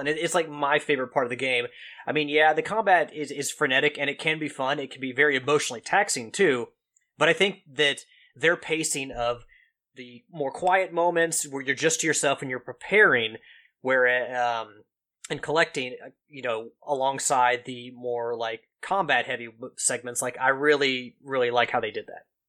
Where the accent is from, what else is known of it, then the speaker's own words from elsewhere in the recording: Kentucky, United States; accent: Kentucky twang; my Kentucky accent, my twang